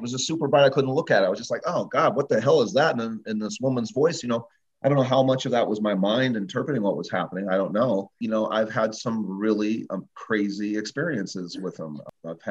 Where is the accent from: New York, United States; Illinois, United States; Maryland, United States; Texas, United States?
Illinois, United States; growing up in Illinois on a farm